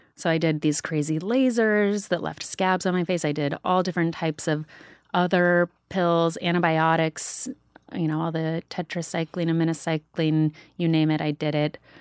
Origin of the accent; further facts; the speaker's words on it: Sedona, Arizona, United States; Danielle and I grew up together in Sedona